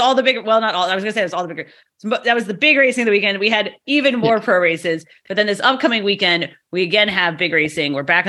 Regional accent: United States; because we're American.

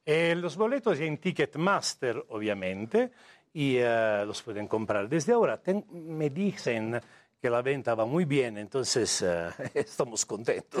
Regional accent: Italy; Spanish is a second language; moved away as an adult; also born or lived in India; now in Mexico; Soy italiano de nacimiento

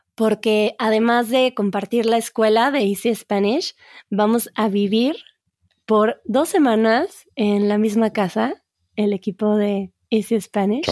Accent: Mexico; yo como buena mexicana

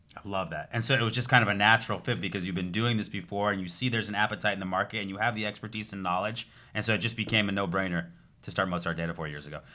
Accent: Southern California, United States; moved away as an adult; also born or lived in Arizona; now in Florida, United States; I grew up in Southern California

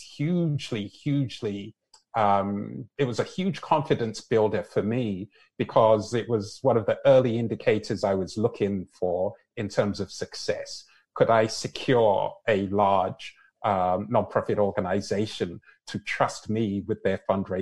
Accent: London, United Kingdom; now in Canada; My parents are Nigerian. I was born and raised in London, and here I am living in Canada.

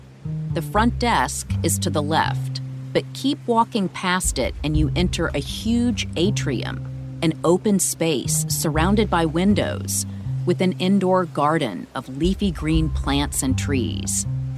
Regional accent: Birmingham, Alabama, United States; Like Bill Baxley, I was born and raised in Alabama.

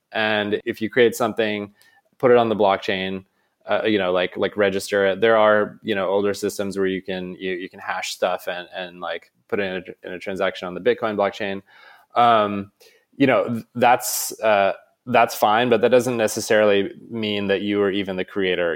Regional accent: Maine, United States; moved away as an adult; also born or lived in San Francisco; I grew up in Maine

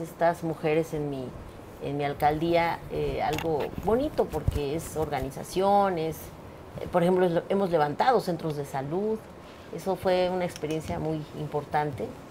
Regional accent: Mexico City, Mexico; en Iztapalapa, que es de donde soy

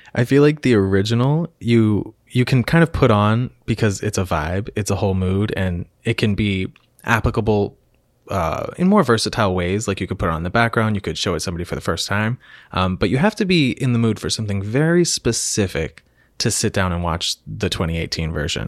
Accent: Lancaster, Pennsylvania, United States; I am from Lancaster, Pennsylvania

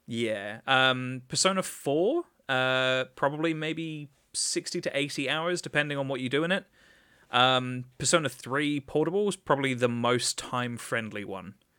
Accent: England, United Kingdom; as an Englishman

